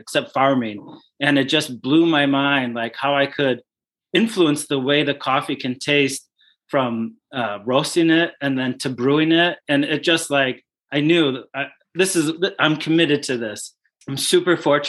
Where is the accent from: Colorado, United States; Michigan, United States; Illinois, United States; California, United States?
Illinois, United States; Glenview; my hometown called Glenview in Chicago